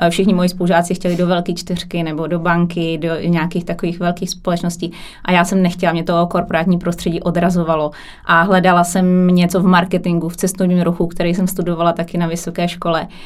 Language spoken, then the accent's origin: Czech; Kralupy nad Vltavou, Central Bohemian Region, Czechia; já jsem z Kralup, Kralupy nad Vltavou, mm-hmm. to mhm. mě, m, menší město. Na severu je tam rafinérie, to je asi nejznámější průmyslové město.